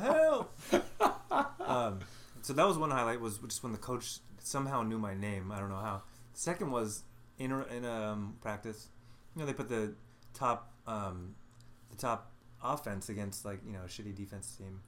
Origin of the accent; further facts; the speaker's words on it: Los Angeles, California, United States; I grew up in the Los Angeles area, the San Fernando Valley.